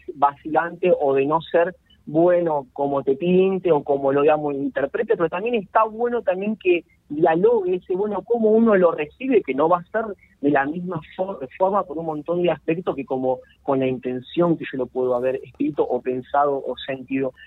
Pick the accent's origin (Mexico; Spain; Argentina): Argentina; Arrecifes, Buenos Aires Province; now in Rosario, Argentina; mi pueblo, Arrecife, yo vengo allá de los pagos del noroeste de la provincia de Buenos Aires, Arrecife